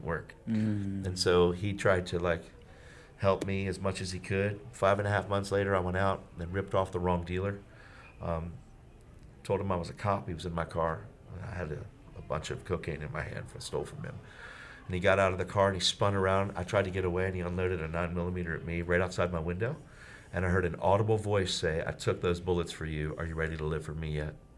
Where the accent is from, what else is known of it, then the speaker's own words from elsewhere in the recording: York, Pennsylvania, United States; my hometown, which was York, PA